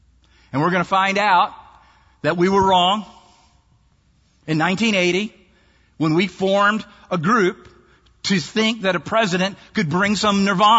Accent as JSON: {"language": "English", "region": "Maryland", "country": "United States", "said": "And you think, I'm from Maryland. I'm below the Mason-Dixon line."}